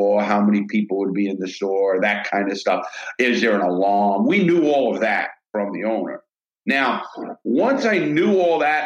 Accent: New York City, New York, United States; also born or lived in Brooklyn, New York; I grew up in the Bronx, New York, and then Brooklyn.

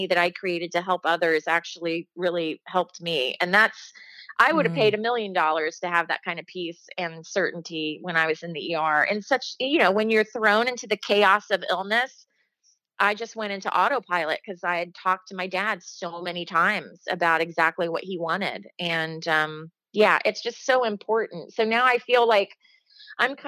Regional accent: Dayton, Ohio, United States; moved away; in Ohio, my hometown of Dayton

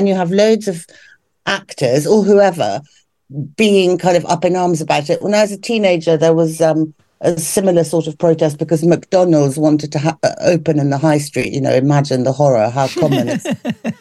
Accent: London, United Kingdom; I grew up in Hampstead.

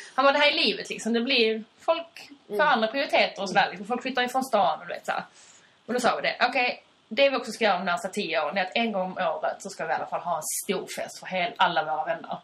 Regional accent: Skåne, Sweden; accent: Skånska; vår skånska kanske är lite blurrig

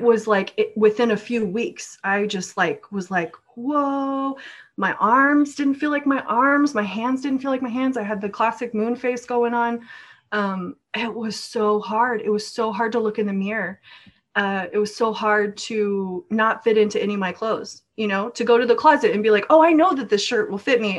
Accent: Norway; now in United States; I was raised in Norway, but I'm American based now.

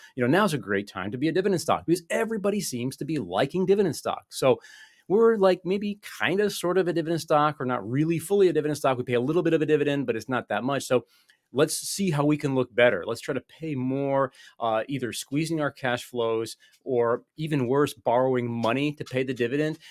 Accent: United States; I'm an American

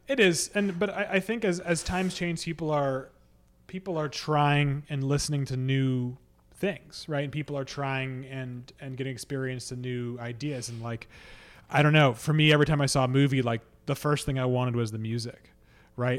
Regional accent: Boston, Massachusetts, United States; I'm from Boston

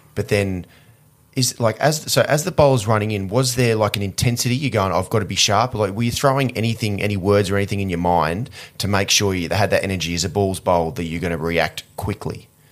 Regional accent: Australia; growing up in Australia

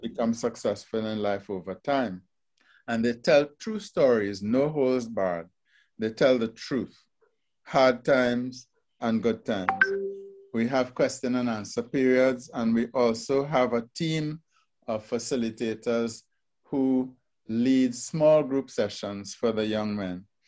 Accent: Trinidad & Tobago; moved away; my first job fresh out of high school was at the Trinidad Regional Virus Laboratory.

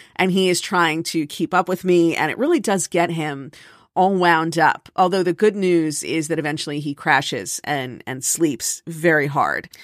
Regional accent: Miami, Florida, United States; also born or lived in New York; now in New Jersey, United States; I grew up in Miami

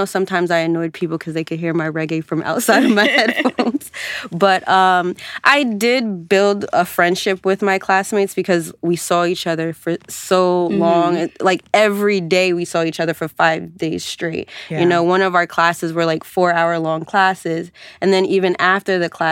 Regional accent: Georgia, United States; moved away as an adult; at the time I was coming from Georgia, going to a school up north

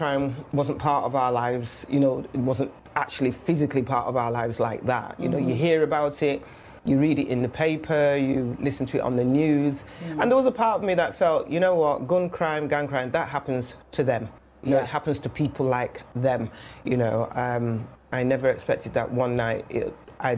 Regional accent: Manchester, North West England, United Kingdom; accent: Mancunian; moved away as an adult; also born or lived in London; I am a Mancunian, born and bred

